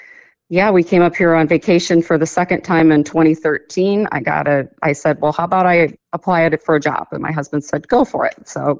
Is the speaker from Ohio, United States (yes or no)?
no; Illinois, United States; moved away as an adult; now in Chugach, Alaska, United States; I'm originally from Illinois. I moved to Alaska in 2013.